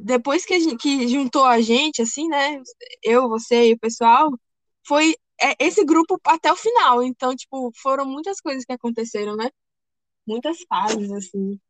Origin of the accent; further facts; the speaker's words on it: Ilhéus, Bahia, Brazil; also born or lived in Rio de Janeiro; eu me mudei do Rio de Janeiro para cá, né, para Ilhéus. E aí eu estudei numa escola dois anos